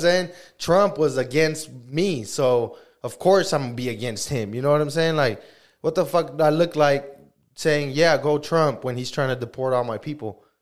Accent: United States; as American people

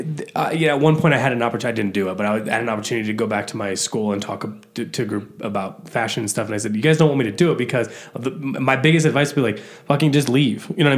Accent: Midwest, United States; I'm from the Midwest.

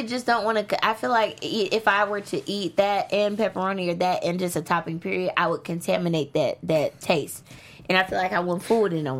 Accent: Arkansas, United States; moved away as an adult; now in Los Angeles, United States; I'm from Arkansas

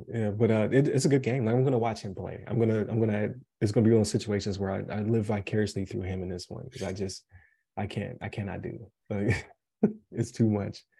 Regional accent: Buffalo, New York, United States; now in Colorado, United States; I say pop uh because uh, I'm from Buffalo

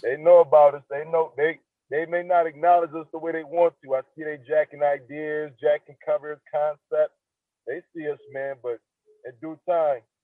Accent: Niagara Falls, New York, United States; I'm from Niagara Falls

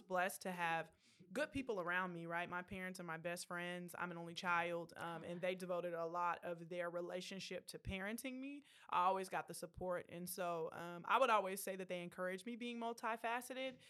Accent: Killeen, Texas, United States; I grew up, um, in Killeen, Texas, so Central Texas, right up the road.

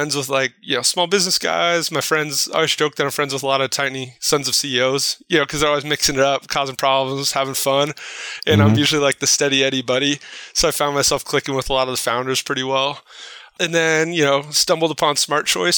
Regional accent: Placentia, California, United States; I grew up in Placentia, which is kind of blue collar town next to Yorba Linda

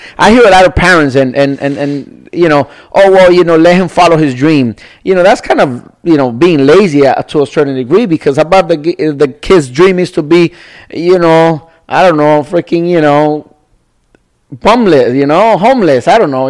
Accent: Nicaragua; So as a little kid, I was maybe 4 or 5. I was a kid, you know, I'm from Nicaragua.

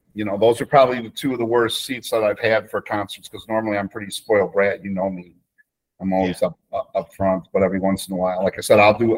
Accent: Chicago, Illinois, United States; I'm from Chicago

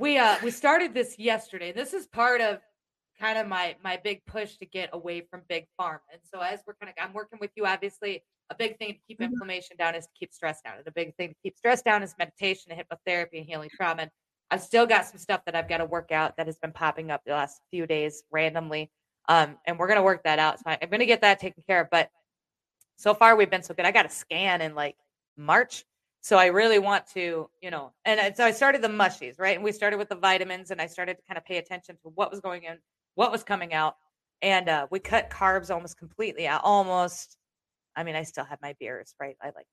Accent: Iowa, United States; I'm from Iowa

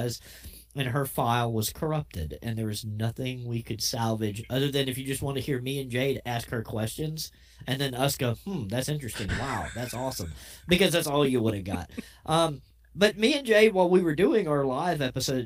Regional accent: the South, United States; we're from the South

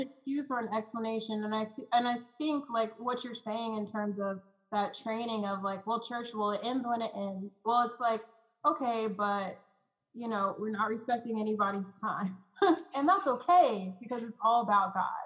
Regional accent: Oklahoma City, Oklahoma, United States; I'm coming from Oklahoma City, Oklahoma. Like there's a church almost on every corner here

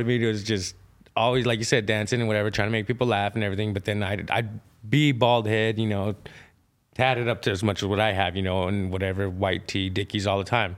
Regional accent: Idaho, United States; I was born in Idaho, born and raised, you know, native side and my Mexican side

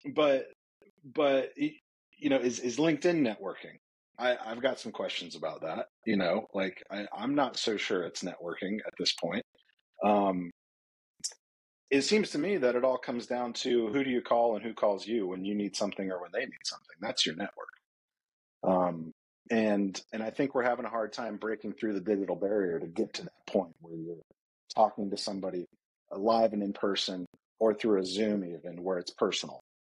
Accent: Atlanta, Georgia, United States; I grew up in Atlanta, south side of Atlanta, the land of the golf carts

